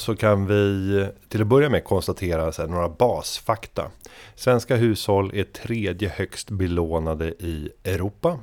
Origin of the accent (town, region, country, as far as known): Sweden